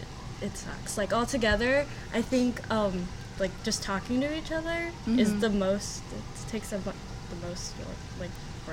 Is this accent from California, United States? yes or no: yes; Los Angeles, California, United States; I'm from LA.